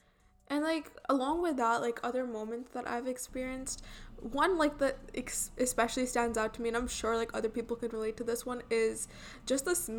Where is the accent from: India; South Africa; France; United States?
India; accent: Indian; now in Canada; I am from India, so, like, I have lived there, so obviously I have an Indian accent. Not anymore, though.